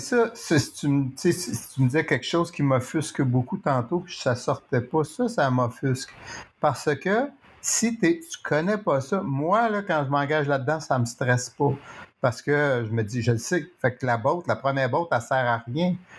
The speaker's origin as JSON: {"language": "French", "town": "Montreal", "region": "Quebec", "country": "Canada", "said": "je suis un Montréalais"}